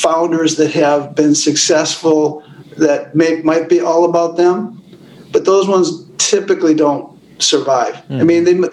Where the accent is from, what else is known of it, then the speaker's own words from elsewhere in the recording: Minneapolis, Minnesota, United States; I grew up in Minneapolis, public schools, public college